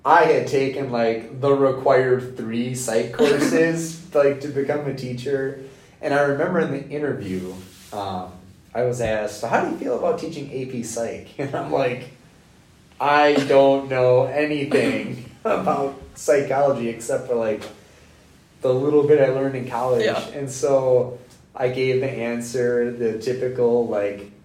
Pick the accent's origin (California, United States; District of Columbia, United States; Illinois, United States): Illinois, United States; Rockford; moved away; also born or lived in La Crosse, Wisconsin; Growing up in Rockford, Illinois